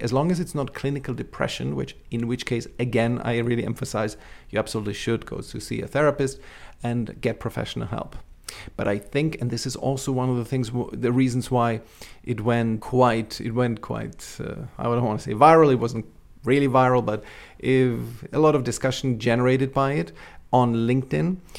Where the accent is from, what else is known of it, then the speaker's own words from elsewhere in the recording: Austria; also born or lived in Czechoslovakia (Czech Republic); we emigrated to capitalist Austria